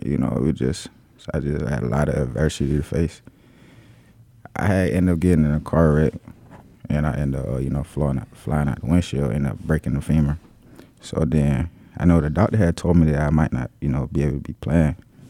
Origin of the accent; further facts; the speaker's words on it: Waynesboro, Georgia, United States; So I'm originally from Waynesboro, Georgia, like Burke County.